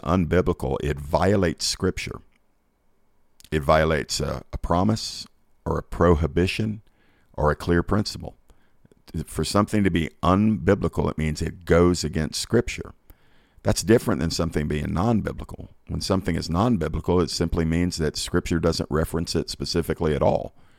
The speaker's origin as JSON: {"language": "English", "region": "Georgia", "country": "United States", "said": "here in my home state of Georgia"}